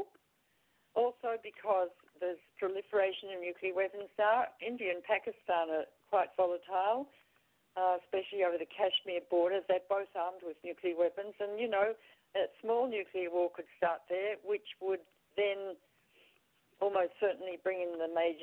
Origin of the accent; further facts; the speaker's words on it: Australia; moved away as an adult; I'm Australian